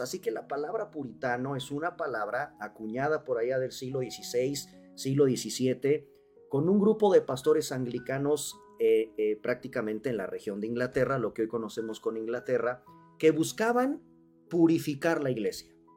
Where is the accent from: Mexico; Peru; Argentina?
Mexico; los mexicanos no leemos